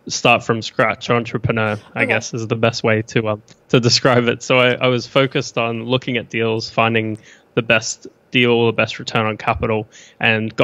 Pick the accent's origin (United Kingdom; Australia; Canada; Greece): Australia; Brisbane, Queensland; accent: mixed Australian/New Zealand; moved away as an adult; now in Austin, United States; Born in Brisbane in Australia.